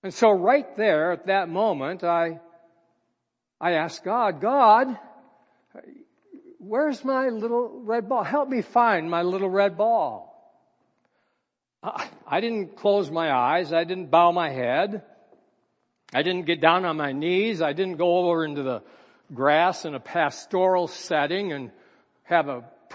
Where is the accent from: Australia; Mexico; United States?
United States; Minneapolis, Minnesota; I was born and raised in Minneapolis, Minnesota